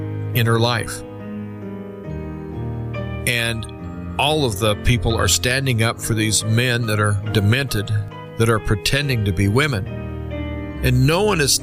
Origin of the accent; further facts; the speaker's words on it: United States; as an American